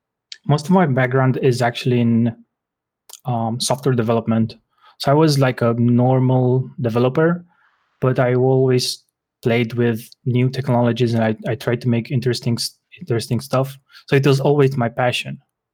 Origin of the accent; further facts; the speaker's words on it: Bucharest, Romania; I'm from Bucharest, Romania.